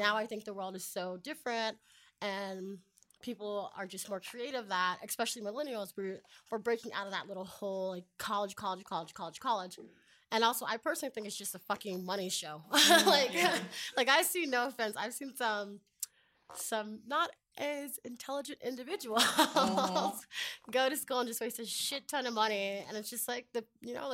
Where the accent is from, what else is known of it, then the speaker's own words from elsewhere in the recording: United States; moved away; also born or lived in San Diego; I'm from Montgomery County